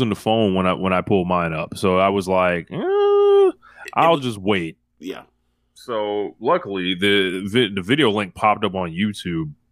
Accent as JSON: {"language": "English", "country": "United States", "said": "we're, we're American."}